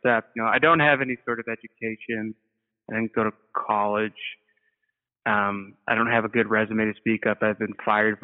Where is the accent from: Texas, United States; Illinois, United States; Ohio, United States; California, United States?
Illinois, United States; Rockford; moved away as an adult; also born or lived in Chicago, Illinois; now in New York, United States; I grew up in Rockford, Illinois, which is a pretty pilled out sort of city